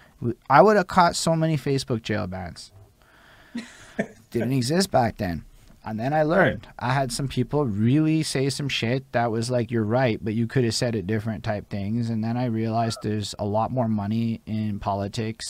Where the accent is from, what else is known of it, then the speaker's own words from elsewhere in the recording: Montreal, Quebec, Canada; we're English people in Montreal.